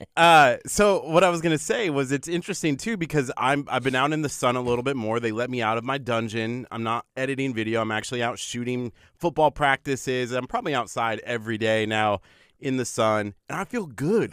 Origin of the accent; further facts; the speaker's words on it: Nebraska, United States; also born or lived in Vermont; now in Texas, United States; I grew up in Nebraska, so in, in the winter, it can get really, really cold